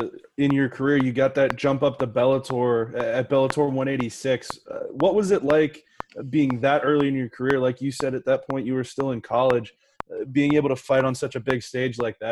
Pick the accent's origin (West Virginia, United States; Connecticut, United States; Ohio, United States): West Virginia, United States; Morgantown; I grew up in Morgantown.